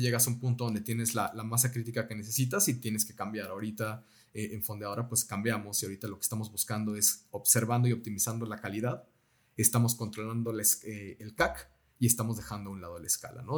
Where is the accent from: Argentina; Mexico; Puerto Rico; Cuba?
Mexico; Nosotros como mexicanos